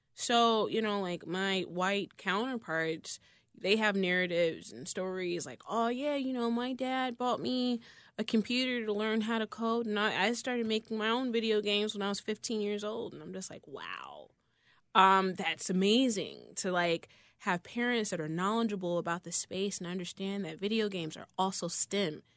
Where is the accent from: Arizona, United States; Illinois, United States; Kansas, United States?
Illinois, United States; Chicago; I grew up between Inglewood and, uh, Brainerd